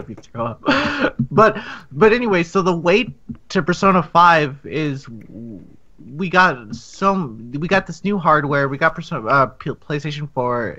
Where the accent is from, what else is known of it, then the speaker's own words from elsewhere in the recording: California, United States; I'm Californian